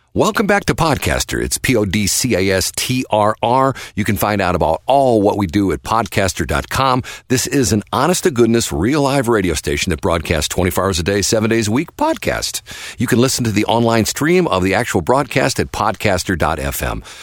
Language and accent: English; North County, St. Louis, Missouri, United States; I went to Hazelwood High School